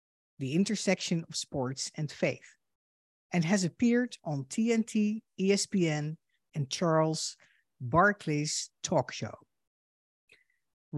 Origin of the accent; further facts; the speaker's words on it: Netherlands; moved away as an adult; now in United States; I am a Dutch Jew and a daughter of Holocaust survivors. In 2006, I emigrated to the United States